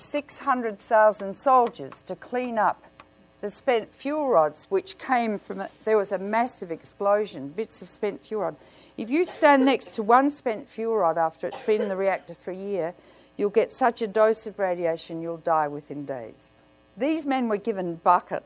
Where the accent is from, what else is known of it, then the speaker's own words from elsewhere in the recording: Australia; I come from Australia